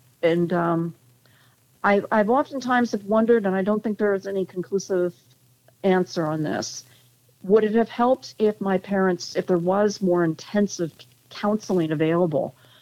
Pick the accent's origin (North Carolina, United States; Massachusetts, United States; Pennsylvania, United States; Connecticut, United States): Connecticut, United States; we grew up in Connecticut